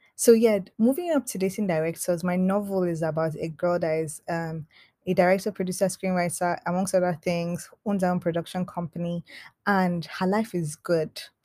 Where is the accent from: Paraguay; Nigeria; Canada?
Nigeria; I'm Nigerian